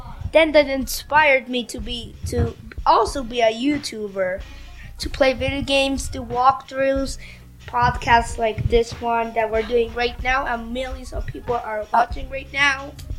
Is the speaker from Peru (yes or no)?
yes; Lima, Peru; now in Canada; I was born in Lima in a hospital or a clinic.